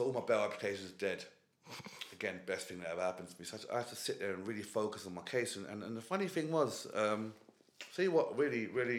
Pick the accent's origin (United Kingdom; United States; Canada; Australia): United Kingdom; So I'm born here and that, but they're like Kenyan Asians.